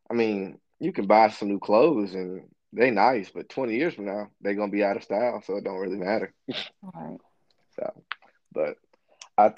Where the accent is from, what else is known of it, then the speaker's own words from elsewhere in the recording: Birmingham, Alabama, United States; I'm from Birmingham